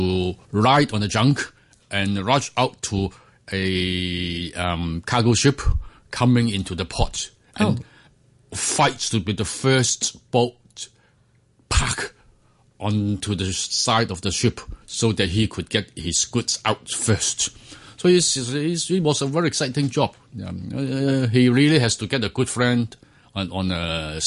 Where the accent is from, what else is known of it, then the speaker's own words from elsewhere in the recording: Hong Kong; I was born in Hong Kong, and in those days, all families are big families. I mean, with a lot of relatives, and most of my childhood was spent in a place with a very American name, Kennedy Town